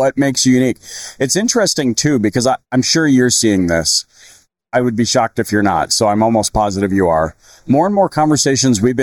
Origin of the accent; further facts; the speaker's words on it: Canada; now in Texas, United States; we're Canadian, we don't even speak French